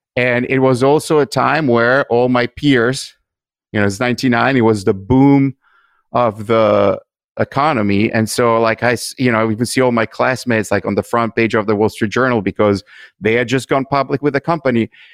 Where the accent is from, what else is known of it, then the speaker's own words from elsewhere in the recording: Italy; moved away as an adult; now in United States; I grew up in Italy